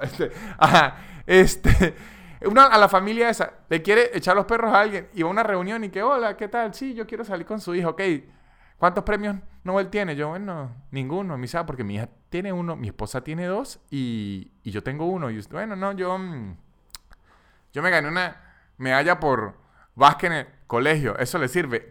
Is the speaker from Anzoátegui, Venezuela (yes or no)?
no; Táchira, Venezuela; yo soy de los Andes, soy de Táchira, una parte en Venezuela que es andina